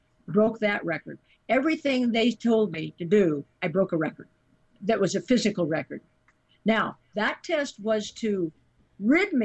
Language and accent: English; United States; where my hometown was, just 150 miles north of him